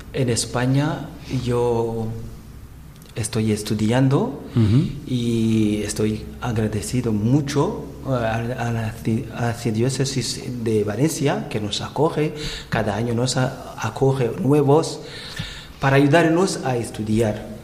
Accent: Rutana Province, Burundi; Spanish is a second language; moved away as an adult; now in Dénia, Spain; Yo soy de Burundi, la parte pequeña de África que está al centro este de África y yo soy de la parte sur del país Burundi, que se llama Rutana, provincia y diócesis también Rutana

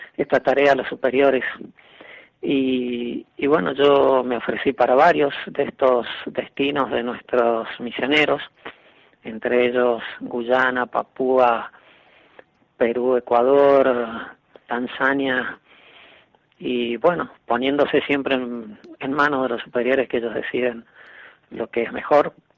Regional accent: San Luis, Argentina; moved away; yo soy argentino, de una ciudad que se llama San Luis. A los oriundos de San Luis nos dicen puntanos, así que puedo decir puntano de pura cepa

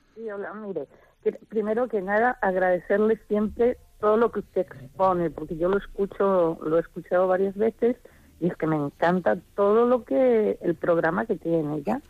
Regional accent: Chile; now in Pontevedra, Spain; yo vengo de Chile

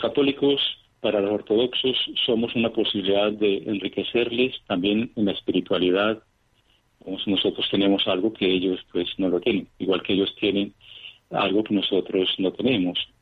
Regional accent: Cañasgordas, Antioquia, Colombia; moved away as an adult; also born or lived in Venezuela; now in Moscow, Russia; nací en Colombia, en un pequeño poblado de, Antioquia, en Cañas Gordas.

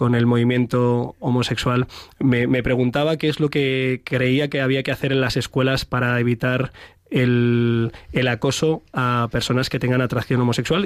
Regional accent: Madrid, Community of Madrid, Spain; los que somos de Madrid

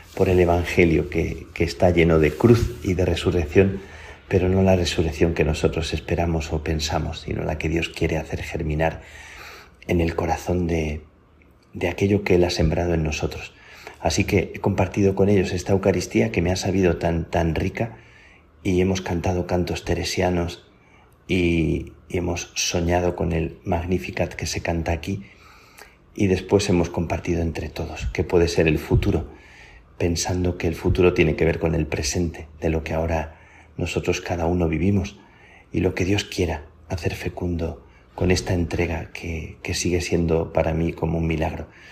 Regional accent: Plasencia, Extremadura, Spain; las carmelitas de, mi pueblo, de Plasencia

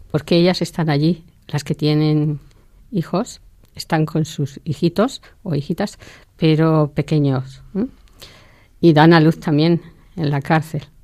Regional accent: Spain; moved away as an adult; now in Awasa, Ethiopia; otra es eh, española, que soy yo

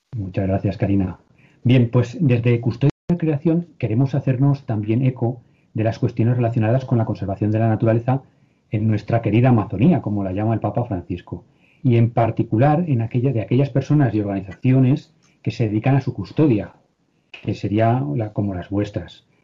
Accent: Cuenca, Castilla-La Mancha, Spain; Yo soy de Cuenca

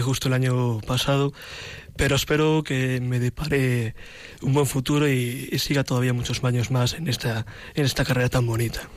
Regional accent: Madrid, Community of Madrid, Spain; soy un joven, un joven cristiano, original de Madrid

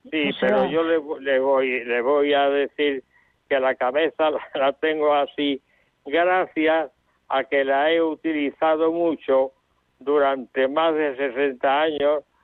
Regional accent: Málaga, Andalusia, Spain; en Málaga porque yo soy de Málaga.

